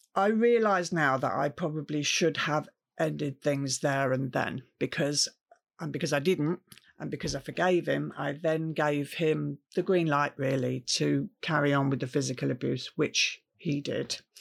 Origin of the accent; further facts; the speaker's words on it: Camberley, South East England, United Kingdom; I grew up in Camberley, which is a town in Surrey